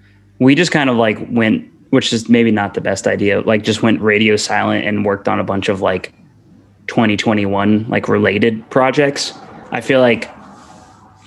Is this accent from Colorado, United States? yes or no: no; Atlanta, Georgia, United States; moved away as an adult; now in Savannah, United States; I'm from Atlanta, Georgia